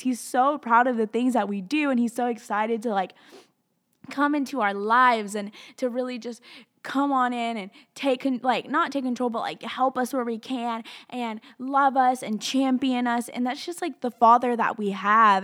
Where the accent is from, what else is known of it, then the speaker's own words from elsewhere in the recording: Tennessee and Alabama, United States; moved away; grew up in Tennessee and Alabama